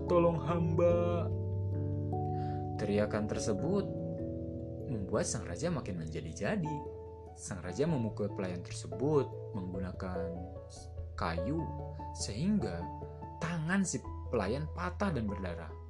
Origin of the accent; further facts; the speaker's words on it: Majalengka, West Java, Indonesia; saya berasal dari Majalengka.